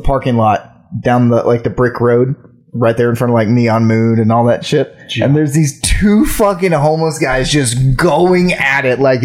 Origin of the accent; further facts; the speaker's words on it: Texas, United States; we grew up in Texas where we take field trips to the fucking rodeo